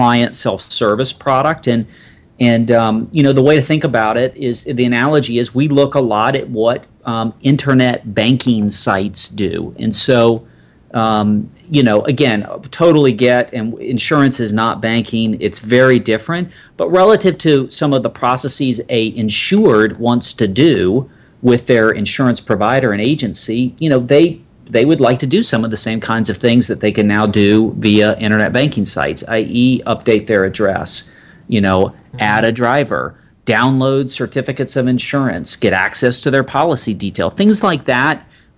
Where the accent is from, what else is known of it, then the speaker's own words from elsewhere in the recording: Atlanta, Georgia, United States; moved away as an adult; also born or lived in North Carolina; I grew up in Atlanta, Georgia